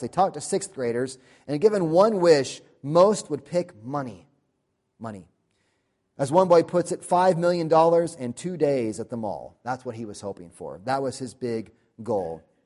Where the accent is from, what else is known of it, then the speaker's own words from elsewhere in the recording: United States; We're American